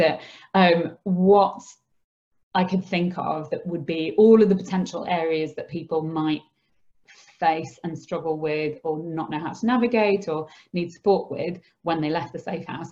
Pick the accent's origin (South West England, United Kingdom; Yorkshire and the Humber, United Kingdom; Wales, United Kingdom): Yorkshire and the Humber, United Kingdom; Skipton; I grew up in Skipton with my mum, dad, and my brother